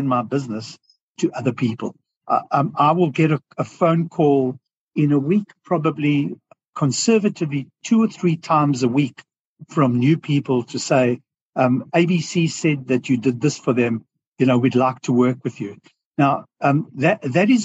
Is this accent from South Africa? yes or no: yes; South Africa; accent: South African; moved away as an adult; now in Australia; I have a South African accent because I grew up most of my life in South Africa, but I emigrated to Australia 14 years ago